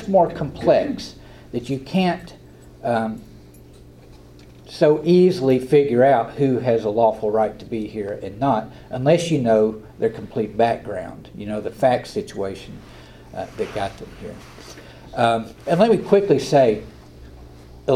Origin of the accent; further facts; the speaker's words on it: Southern Appalachia, United States; accent: Southern Appalachian; I talk like I'm from Southern Appalachia. It's hard to duplicate this kind of dialect